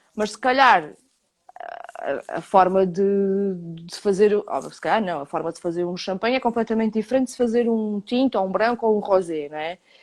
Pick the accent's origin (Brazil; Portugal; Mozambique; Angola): Portugal